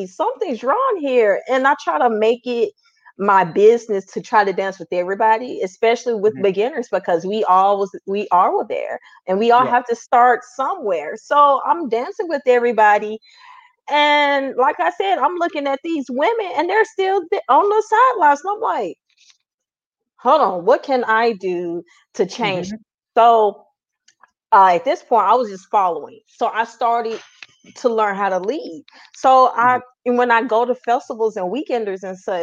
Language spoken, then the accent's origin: English; Memphis, Tennessee, United States; Born and raised in Memphis, Tennessee